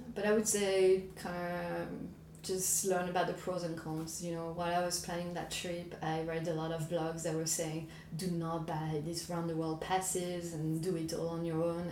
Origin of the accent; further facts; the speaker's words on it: France; moved away as an adult; France, which is my home country